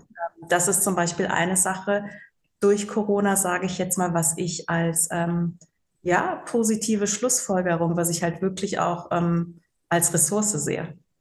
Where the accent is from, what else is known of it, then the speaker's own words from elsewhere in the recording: Rhein-Sieg-Kreis, North Rhine-Westphalia, Germany; also born or lived in Bangui, Central African Republic / Cologne; bin wirklich im Rhein-Sieg-Kreis groß geworden. Deswegen sage ich immer ganz ehrlich, ich habe nur den Tan, aber eigentlich bin ich so richtig Rheinländerin